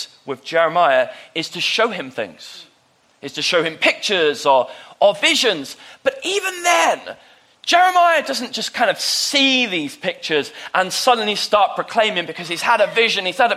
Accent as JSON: {"language": "English", "country": "United Kingdom", "tie": "born or raised there", "moved": "yes", "said": "my hometown down south"}